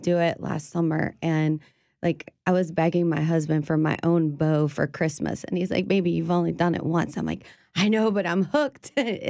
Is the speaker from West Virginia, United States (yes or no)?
no; South Louisiana, United States; growing up in South Louisiana, we're like, no, you can eat that.